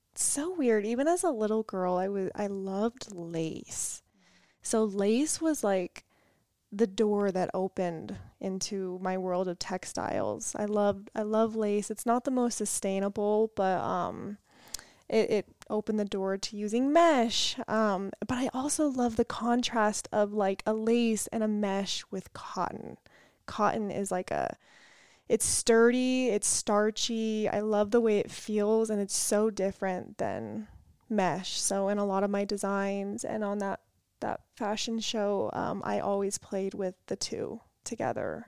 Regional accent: California, United States; We are from California.

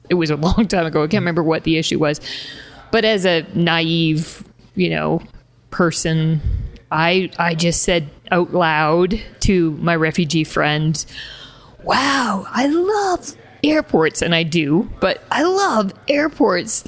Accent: Canada; first language English; moved away; also born or lived in Lithuania; as a Canadian, with a Canadian passport

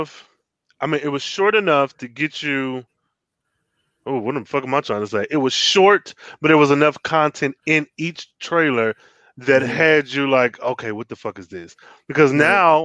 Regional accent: Michigan, United States; I am from Michigan. Detroit was only mm-hmm. 40 minutes from my hometown.

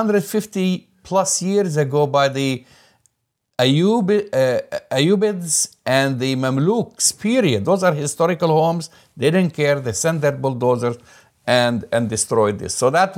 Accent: Jerusalem, Israel; And that's why I grew up just in Jerusalem, and I used to play on those hills.

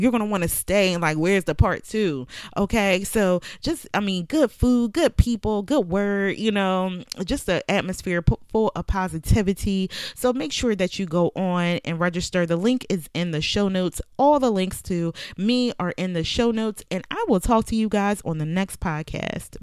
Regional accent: Philadelphia, Pennsylvania, United States; moved away as an adult; now in Virginia, United States; I moved from Philadelphia to Virginia, but I was born and raised in Philadelphia.

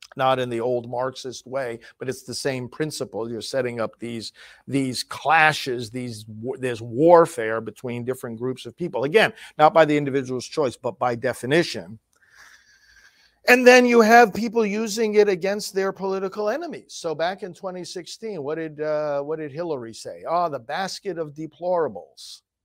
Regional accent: New York, United States; moved away; I'm from New York, in fact, I'm going back there today for a visit with my family

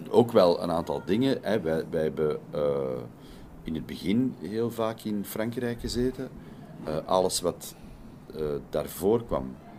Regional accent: Belgium; also born or lived in Netherlands Antilles; ik als Belg

